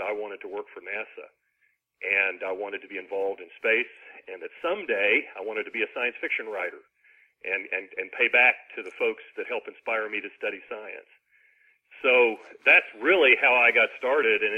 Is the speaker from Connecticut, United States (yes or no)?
no; Ashland, Kentucky, United States; now in Huntsville, United States; my hometown of Ashland, Kentucky, which is on the Ohio River